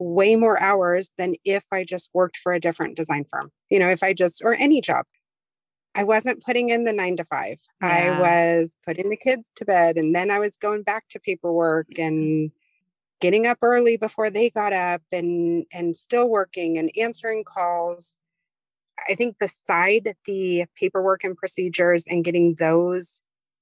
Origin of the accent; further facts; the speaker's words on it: Modesto, California, United States; also born or lived in San Diego, California; I'm from Modesto area in California